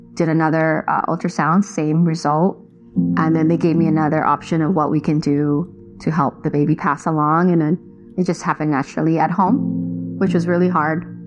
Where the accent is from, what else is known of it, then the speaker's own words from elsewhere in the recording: Long Beach, California, United States; also born or lived in Philippines; I grew up in Long Beach